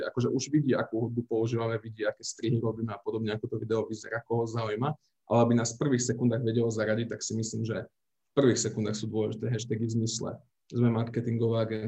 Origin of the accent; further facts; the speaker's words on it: Slovakia; potom, že už sme Slováci, to už ten algoritmus sám vie, z aké krajiny sme to postovali